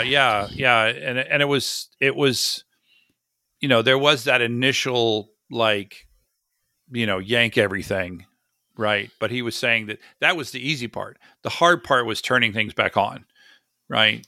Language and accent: English; Florida, United States; I grew up in Florida